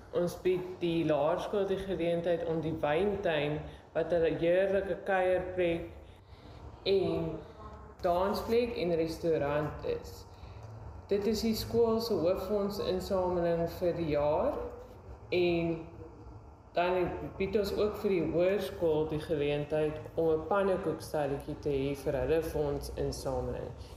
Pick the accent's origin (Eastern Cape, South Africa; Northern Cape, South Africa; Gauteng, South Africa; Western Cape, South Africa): Western Cape, South Africa; Swellendam; Ek het groot geword op Swellendam